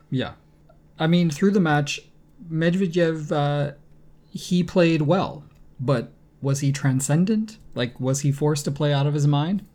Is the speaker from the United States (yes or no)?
yes; United States; now in Canada; I'm from the U S, but, uh, I mean, as an American